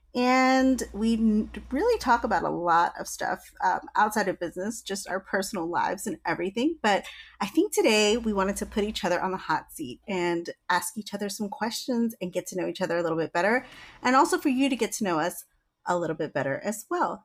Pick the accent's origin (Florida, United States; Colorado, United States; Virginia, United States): Virginia, United States; I'm from Virginia